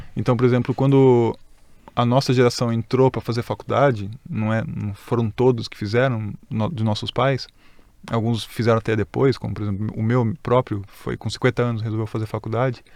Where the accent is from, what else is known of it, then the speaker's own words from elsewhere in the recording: Greater São Paulo, Brazil; a gente é da Grande São Paulo